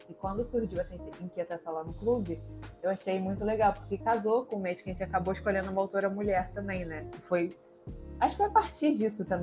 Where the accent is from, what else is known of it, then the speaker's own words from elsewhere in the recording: Rio de Janeiro, Brazil; eu sou do Rio de Janeiro, carioca, Nasci e criada. Estou saí para conhecer, nunca mudei.